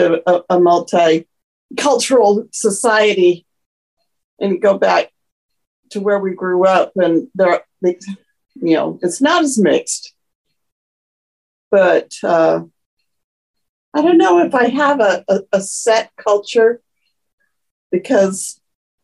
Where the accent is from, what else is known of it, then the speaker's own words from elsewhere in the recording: United States; also born or lived in Japan / Germany; I'm truly American because I'm very a mixed pot